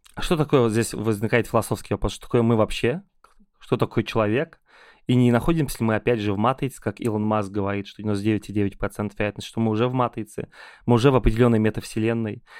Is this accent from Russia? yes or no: yes; Ulyanovsk, Ulyanovsk Oblast, Russia; now in Moscow, Russia; я очень люблю приезжать в Ульяновск, мой родной город